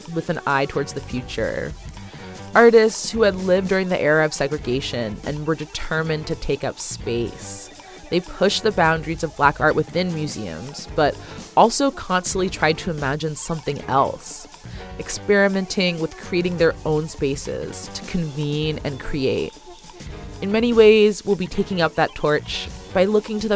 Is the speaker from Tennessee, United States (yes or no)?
no; Oakland, California, United States; I'm a researcher, radio producer, and artist born and raised in Oakland, California